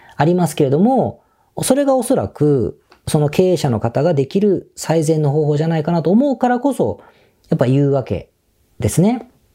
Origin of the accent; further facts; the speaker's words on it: Osaka, Japan; now in Tokyo, Japan; 僕は大阪出身なので